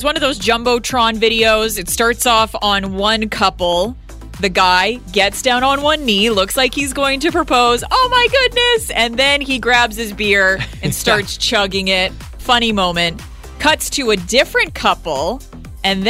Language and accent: English; Edmonton, Alberta, Canada; moved away; I grew up in Edmonton on the grid system